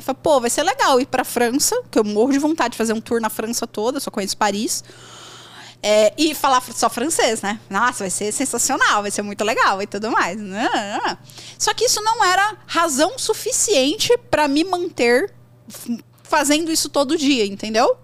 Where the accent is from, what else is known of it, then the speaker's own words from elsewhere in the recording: São Paulo, Brazil; moved away as an adult; now in Espírito Santo, Brazil; eu sou de São Paulo, mas eu moro hoje no Espírito Santo